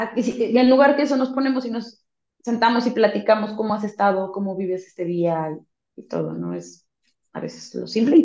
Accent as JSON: {"language": "Spanish", "country": "Mexico", "said": "como latinos mexicanos"}